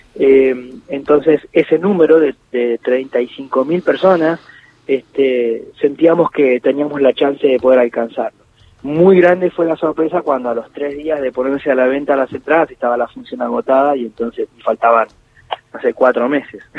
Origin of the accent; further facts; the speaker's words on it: Ingeniero White, Buenos Aires Province, Argentina; los primeros de mi adolescencia los viví en Ingeniero White